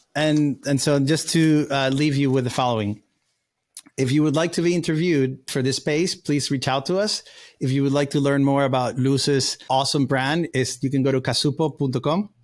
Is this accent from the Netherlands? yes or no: no; Valencia, Carabobo, Venezuela; English is a second language; now in United States; I grew up with Venezuela, we grew up together in Valencia